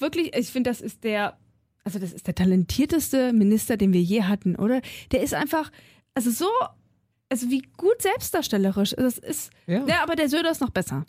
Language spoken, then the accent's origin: German; Thuringia, Germany; ich komme ja auch aus Thüringen